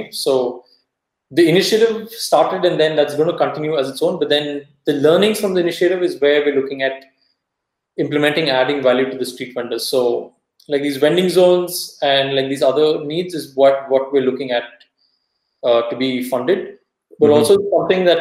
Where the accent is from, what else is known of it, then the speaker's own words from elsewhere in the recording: Davangere, Karnataka, India; Davangere, which is my hometown